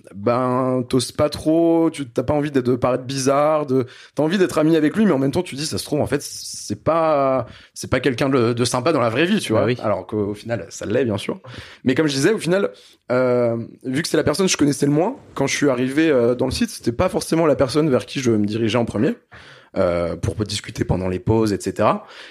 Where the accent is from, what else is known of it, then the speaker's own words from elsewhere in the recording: Brittany, France; je suis né en Bretagne